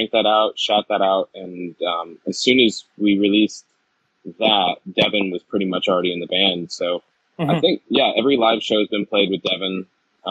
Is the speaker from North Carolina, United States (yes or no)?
yes; North Carolina, United States; also born or lived in Georgia; now in New England, United States; I'm originally from North Carolina